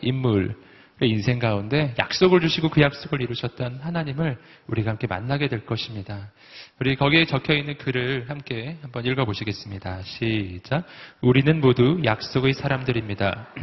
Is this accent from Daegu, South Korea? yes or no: yes; Daegu, South Korea; 제가 대구 출신이에요